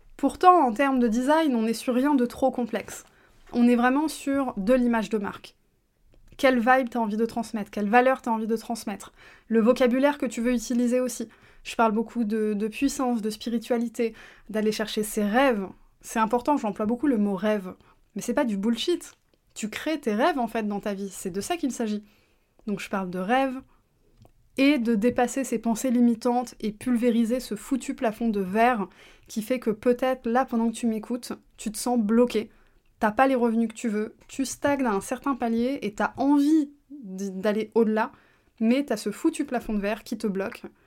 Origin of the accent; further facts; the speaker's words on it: France; first language French; je suis née en France